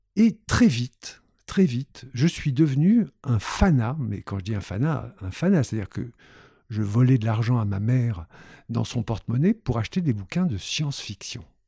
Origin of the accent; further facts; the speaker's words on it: Constantine, Constantine Province, Algeria; now in Paris, France; je suis né en Algérie à Constantine, oh, je peux vous le dire, en 1950, en octobre 50